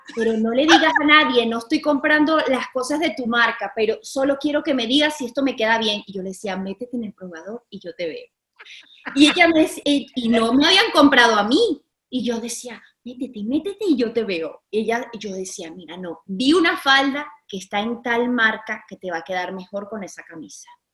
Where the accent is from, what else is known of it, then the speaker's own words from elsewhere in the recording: Caracas, Capital District, Venezuela; yo me, sentía varguense, aunque yo soy caraqueña